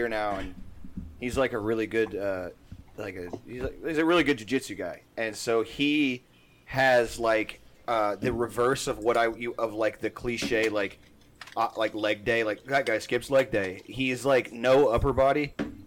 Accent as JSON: {"language": "English", "town": "Pasadena", "region": "Texas", "country": "United States", "said": "where I'm from on, the Gulf Coast area, like, you don't say, it's far enough from Houston to where you shouldn't say you're from there. But, like, no one knows what, like, Pasadena, Texas is"}